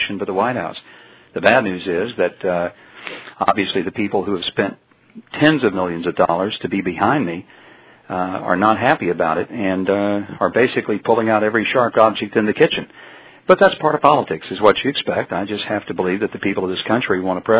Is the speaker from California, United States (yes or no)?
no; Hope, Arkansas, United States; my hometown of Hope, Arkansas